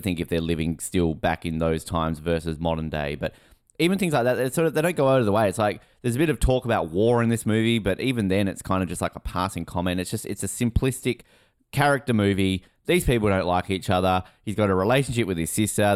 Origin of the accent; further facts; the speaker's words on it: Hobart, Tasmania, Australia; I grew up in Hobart.